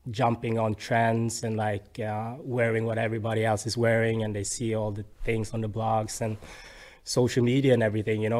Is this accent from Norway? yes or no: yes; Bergen, Vestland, Norway; I'm born and raised in Bergen.